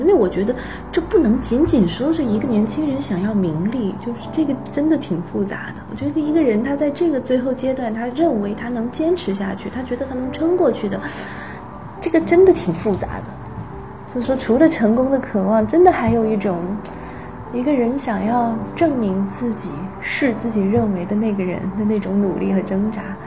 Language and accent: Chinese; Taiyuan, Shanxi, China; now in Beijing, China; 很像我的家乡，很像太原，然后那个北方的工业城市